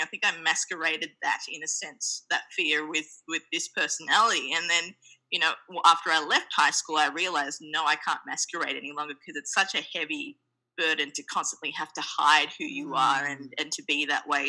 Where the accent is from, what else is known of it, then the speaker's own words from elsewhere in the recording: Australia; also born or lived in Sri Lanka; now in New York City, United States; born in Sri Lanka, we my family migrated to the land down under, Australia, when I was two. Hence my very cute accent